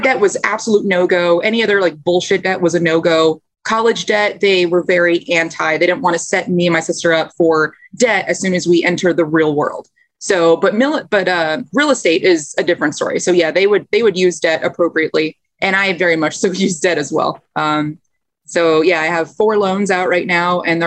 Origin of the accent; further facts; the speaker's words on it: White Plains, New York, United States; I was born and raised in White Plains, New York.